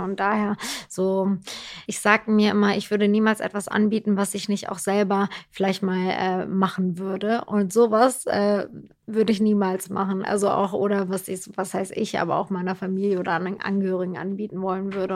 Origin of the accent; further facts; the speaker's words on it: Turkey; now in Germany; ich bin ja in der Türkei groß geworden